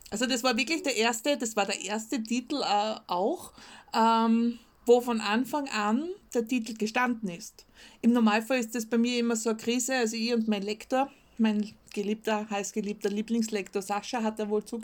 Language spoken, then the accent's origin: German; Austria; mit meinem Österreichisch. Ähm, für mich persönlich ist ein Stuhl und ein Sessel das gleiche. Ja? Als Österreicher, das ist einfach dasselbe.